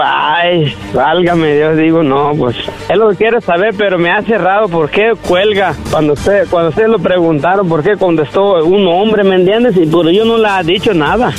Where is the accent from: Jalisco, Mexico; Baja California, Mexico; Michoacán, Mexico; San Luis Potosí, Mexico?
Michoacán, Mexico; now in United States; en Michoacán me esperan, mi pueblo